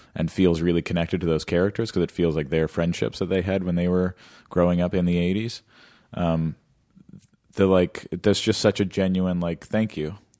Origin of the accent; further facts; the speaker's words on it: Los Angeles, California, United States; I grew up in L